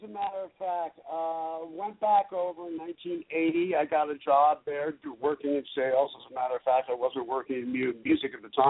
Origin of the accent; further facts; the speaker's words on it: United States; You know, I'm from the U.S. and we're all American. but spent a lot of time overseas, as I mentioned.